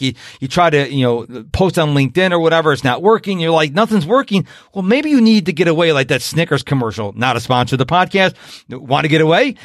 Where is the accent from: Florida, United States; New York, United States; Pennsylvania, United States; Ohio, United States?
New York, United States; Rochester; now in Houston, United States; when I was growing up in Rochester, New York